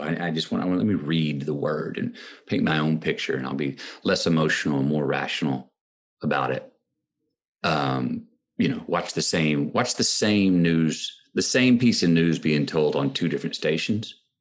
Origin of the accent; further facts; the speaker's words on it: Austin, Texas, United States; my hometown of Austin, Texas